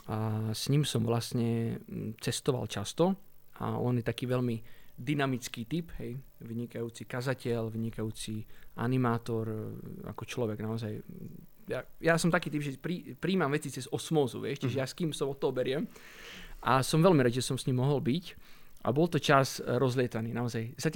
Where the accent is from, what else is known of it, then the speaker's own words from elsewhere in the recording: Italy; born there; Asi to súvisí s tým, alebo určite to súvisí s tým, že sme sa narodili v Taliansku.